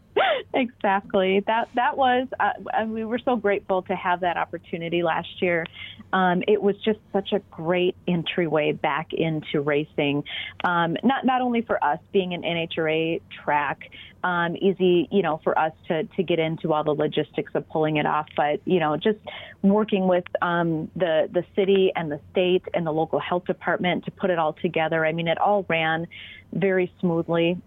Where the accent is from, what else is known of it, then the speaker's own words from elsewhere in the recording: Minnesota, United States; accent: Minnesota; we're all Minnesotan